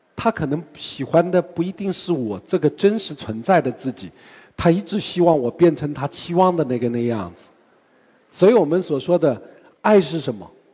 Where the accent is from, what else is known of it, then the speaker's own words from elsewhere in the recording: China; 我们中国人